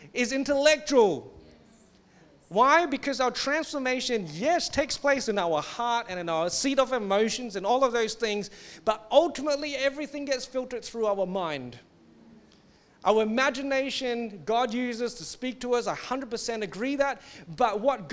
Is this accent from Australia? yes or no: no; Singapore; I come from Singapore where they think that bad emotions are demons.